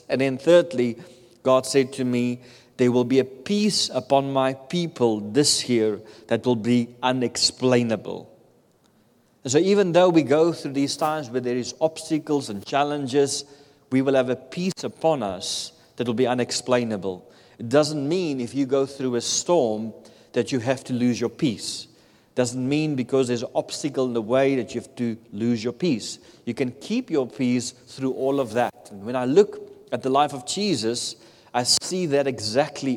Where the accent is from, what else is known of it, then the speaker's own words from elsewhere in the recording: South Africa; moved away; I come from South Africa. In South Africa, we don't have any natural disasters.